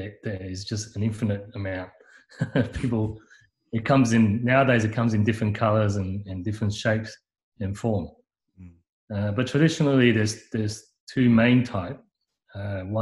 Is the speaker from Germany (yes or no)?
no; Hong Kong; now in Sydney, Australia; we come from Hong Kong